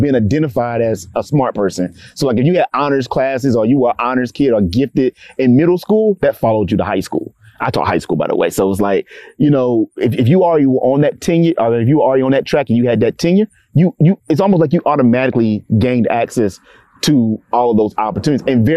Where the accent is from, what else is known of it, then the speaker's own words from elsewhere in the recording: Clarksville, Tennessee, United States; growing up in Clarksville, particularly as a Black male in education